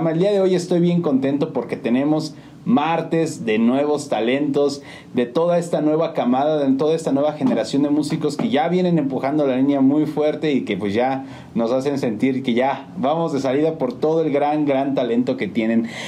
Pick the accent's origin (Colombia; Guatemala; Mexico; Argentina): Mexico; Pues yo soy 100% sanjuanense.